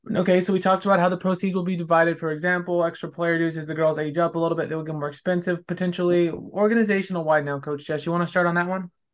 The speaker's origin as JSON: {"language": "English", "region": "California", "country": "United States", "tie": "born or raised there", "moved": "yes", "lives_now": "Texas, United States", "said": "growing up in California"}